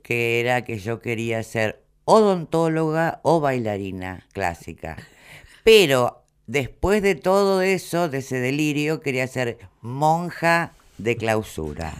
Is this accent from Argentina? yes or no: yes; Argentina; yo soy la única argentina